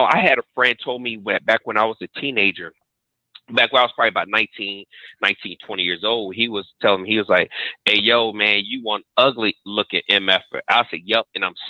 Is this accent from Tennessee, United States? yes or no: no; Virginia, United States; now in Texas, United States; I'm originally from Virginia, man, but I live in Texas. Now.